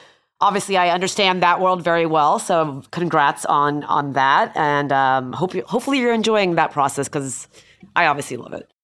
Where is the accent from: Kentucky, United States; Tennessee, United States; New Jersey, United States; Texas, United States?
Texas, United States; Houston; I grew up in Houston